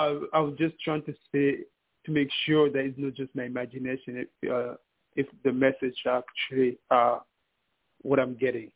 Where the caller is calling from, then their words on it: New York City, New York, United States; New York City.